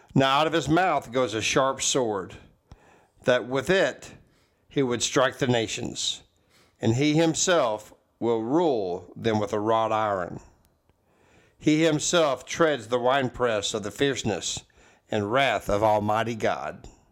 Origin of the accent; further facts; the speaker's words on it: Texas, United States; I say y'all, yeah, I am from Texas